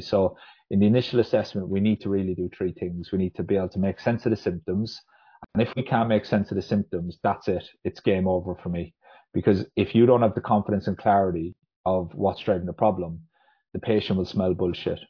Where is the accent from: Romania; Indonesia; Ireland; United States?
Ireland; moved away as an adult; now in Huddersfield, United Kingdom; I'm, I'm from Ireland originally, um, but moved over to the UK to study physiotherapy